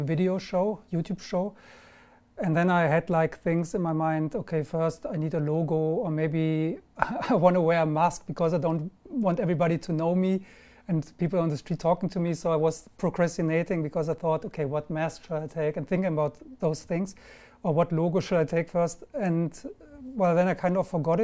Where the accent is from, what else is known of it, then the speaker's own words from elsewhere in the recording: Germany; English is a second language; also born or lived in London; now in Marbella, Spain; I'm German. I live in Marbella